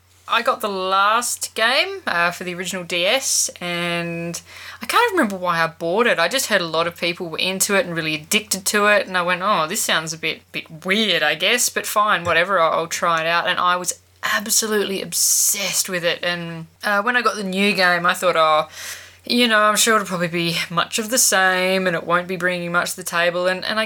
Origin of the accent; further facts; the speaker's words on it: Australia; as a fellow Australian